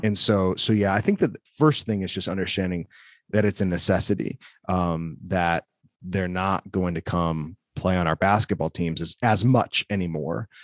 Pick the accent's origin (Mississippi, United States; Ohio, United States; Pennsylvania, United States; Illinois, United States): Illinois, United States; Wheaton; now in Forest City, North Carolina, United States; growing up in Wheaton